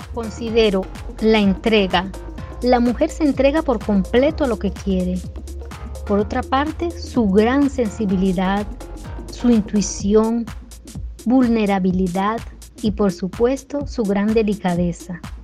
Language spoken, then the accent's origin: Spanish; Venezuela; moved away as an adult; now in Brazil; venezolana de nacimiento